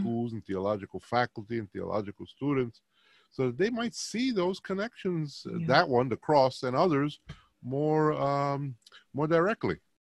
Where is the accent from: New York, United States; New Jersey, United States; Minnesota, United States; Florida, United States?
New York, United States; New York City; Puerto Rican New Yorkers